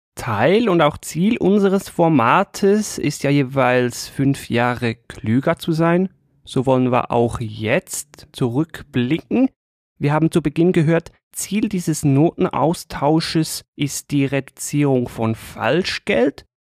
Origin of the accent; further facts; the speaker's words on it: Switzerland; an mir als Schweizer